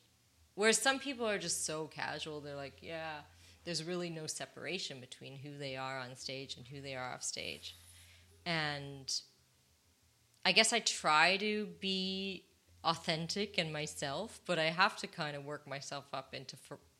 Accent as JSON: {"language": "English", "country": "United States", "tie": "born there", "said": "I can say that because I'm actually American born, so I can criticize my own people."}